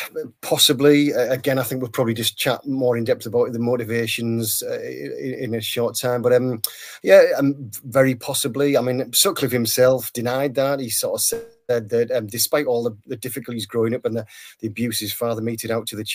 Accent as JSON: {"language": "English", "area": "Teesside", "region": "North East England", "country": "United Kingdom", "tie": "born or raised there", "said": "I'm 1 or 2 years older than you. I grew up on Teesside, just north of Yorkshire"}